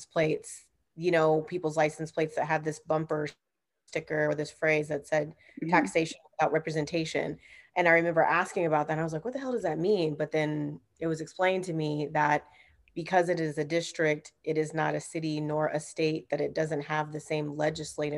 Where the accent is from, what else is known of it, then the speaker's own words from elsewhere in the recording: Southern California, United States; moved away; also born or lived in North Carolina / Texas / New York; I'm from Southern California originally